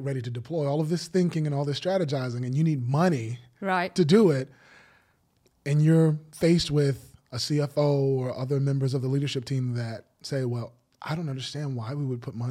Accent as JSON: {"language": "English", "country": "United States", "said": "I'm American"}